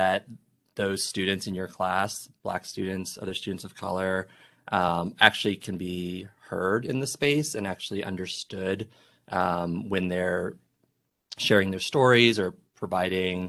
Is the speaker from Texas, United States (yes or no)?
no; Miami, Florida, United States; I grew up in Miami